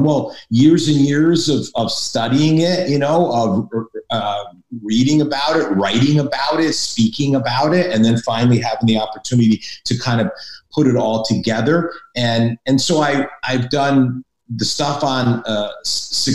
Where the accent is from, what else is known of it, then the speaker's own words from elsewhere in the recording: Hartford, Connecticut, United States; moved away; also born or lived in Boston; I'm from New England. I'm from Connecticut, Hartford, Connecticut originally. So I'm a New Englander